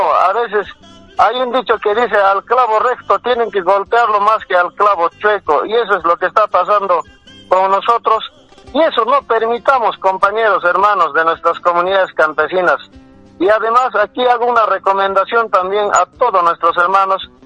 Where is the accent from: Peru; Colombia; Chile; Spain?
Peru; Limatambo, Cusco; mi pueblo, pueblo querido de Limatambo